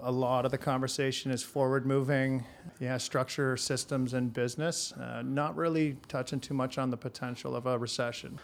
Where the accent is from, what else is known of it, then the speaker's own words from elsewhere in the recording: Hamilton, Ontario, Canada; born and raised in Hamilton.